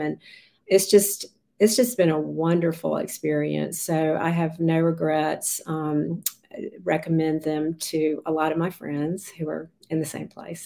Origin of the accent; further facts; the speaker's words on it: Raleigh, North Carolina, United States; I grew up in Raleigh, and um, we were a family of five